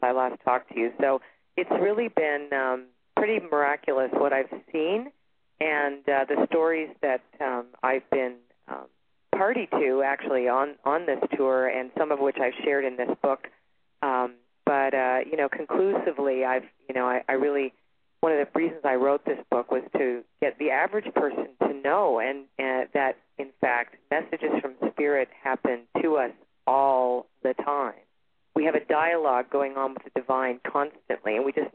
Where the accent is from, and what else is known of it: Toronto, Ontario, Canada; born or raised there; now in Sedona, United States